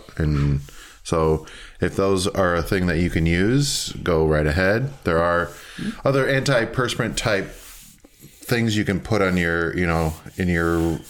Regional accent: Minneapolis, Minnesota, United States; now in Portland, United States; I was recently back in Minneapolis, kind of my hometown

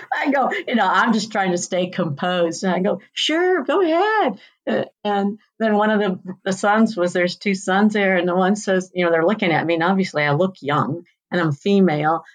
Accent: Union, Missouri, United States; now in Cave Creek, United States; I grew up in Missouri, about an hour southwest of St. Louis at the north end of the Ozarks in a town called Union

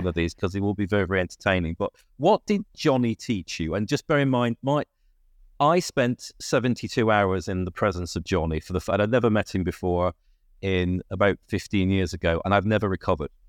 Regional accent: Lancashire, North West England, United Kingdom; I'm also from Lancashire

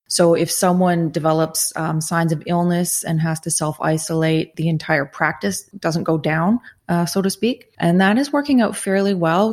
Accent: Southern Ontario, Canada; I am from Southern Ontario originally

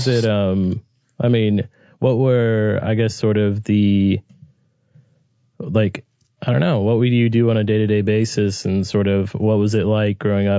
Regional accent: Orange County, near Los Angeles, Southern California, United States

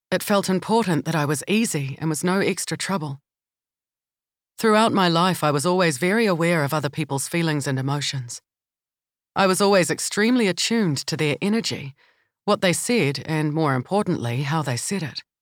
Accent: Palmerston North, Manawatū-Whanganui, New Zealand; Growing up in Palmerston North, near Massey University, and the DSIR, many of our neighbours and parents' friends were professionals and visiting academics from different parts of the world

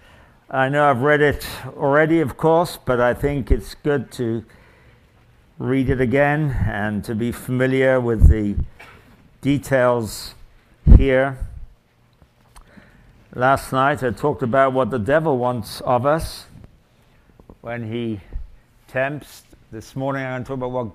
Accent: England, United Kingdom; now in Canada; I come from England

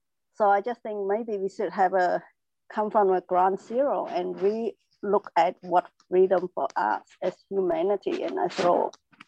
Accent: Melbourne, Victoria, Australia; I just think I'm from Melbourne, Australia, so now it's a bit late.

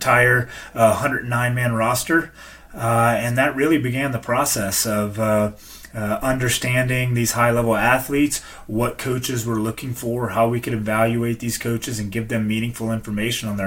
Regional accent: Louisiana, United States; moved away as an adult; also born or lived in Tennessee; I grew up in Louisiana.

